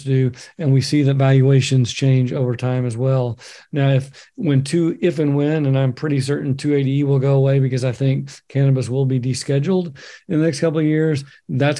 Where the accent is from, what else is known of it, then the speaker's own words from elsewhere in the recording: Oklahoma, United States; now in Bend, United States; my home state, Oklahoma, live in Oregon now